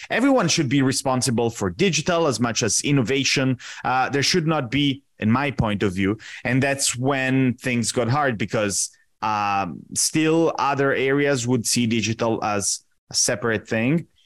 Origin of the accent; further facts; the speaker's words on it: Italy; moved away as an adult; also born or lived in Washington, D.C., United States; now in Rio de Janeiro, Brazil; I'm originally Italian. I was born and raised in Italy